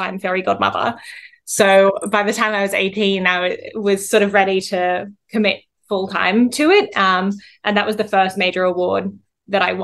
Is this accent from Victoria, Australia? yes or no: no; Central Coast, New South Wales, Australia; moved away as an adult; also born or lived in Wollongong / Miami / Sydney; local artists from my hometown